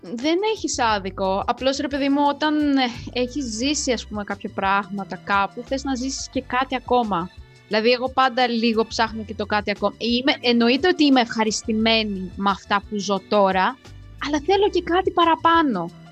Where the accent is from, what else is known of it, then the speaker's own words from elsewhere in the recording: Moldova; now in Greece; είμαι από Μολδαβία και έχω μεγαλώσει με χιόνι